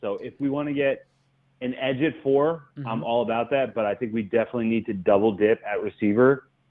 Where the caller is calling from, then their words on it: New Jersey, United States; calling from Jersey.